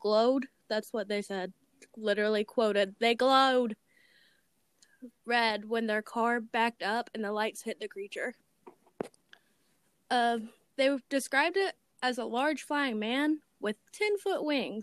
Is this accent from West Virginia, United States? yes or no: yes; West Virginia, United States; you could probably tell by our very nice accents, we're from West Virginia